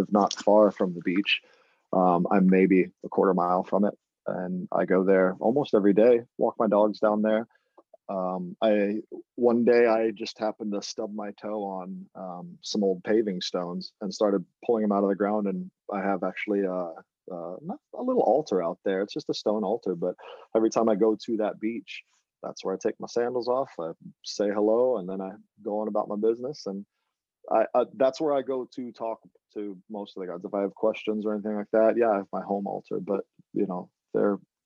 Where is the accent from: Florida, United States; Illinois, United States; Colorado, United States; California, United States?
Florida, United States; Jacksonville; now in Nantucket, United States; I grew up in Florida, Northeast Florida in Jacksonville.